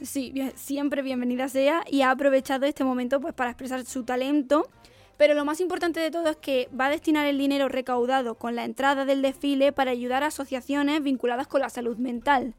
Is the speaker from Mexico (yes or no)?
no; Jaén, Andalusia, Spain; soy de Jaén